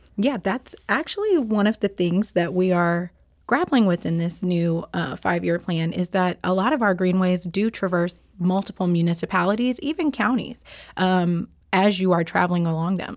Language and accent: English; Memphis, Tennessee, United States; now in St. Louis, United States; I am, um, not a native to Saint Louis. Um, I am from Memphis, Tennessee